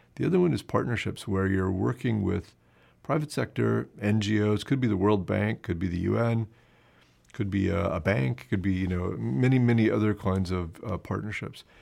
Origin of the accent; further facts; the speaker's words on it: United States; moved away as an adult; now in Canada; it's the American in me